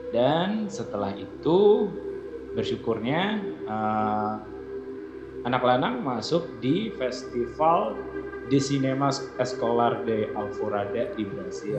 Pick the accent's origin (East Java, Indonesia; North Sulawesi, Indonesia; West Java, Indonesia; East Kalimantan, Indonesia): East Java, Indonesia; Batu; moved away as an adult; also born or lived in Jakarta; aku asalnya dari kota Batu